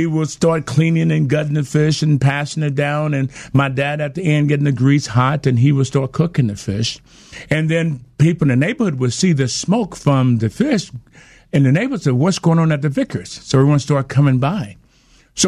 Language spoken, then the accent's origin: English; Alabama, United States; we had confrontations all the time growing up in Alabama with the racial issues